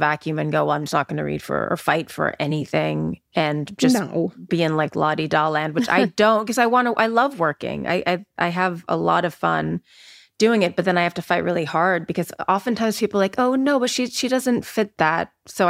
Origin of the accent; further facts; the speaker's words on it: Panama; born there; I was born in Panama.